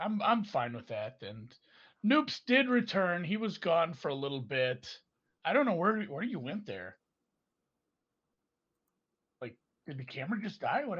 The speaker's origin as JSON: {"language": "English", "region": "Minnesota", "country": "United States", "said": "I told them I'm from Minnesota."}